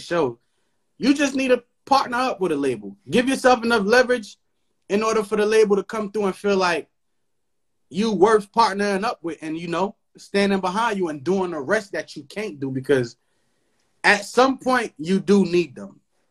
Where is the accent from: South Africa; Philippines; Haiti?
Haiti; now in United States; Because I grew up in Haiti. I was raised in Haiti until I came here for school